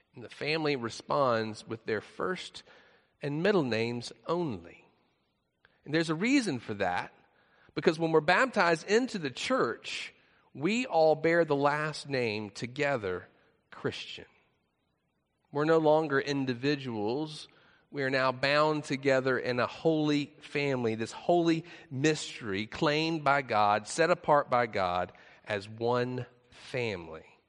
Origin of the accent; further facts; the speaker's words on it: the South, United States; we're from the South